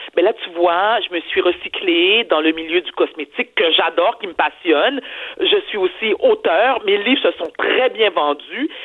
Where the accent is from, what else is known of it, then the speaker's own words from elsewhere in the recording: Quebec, Canada; je suis née au Québec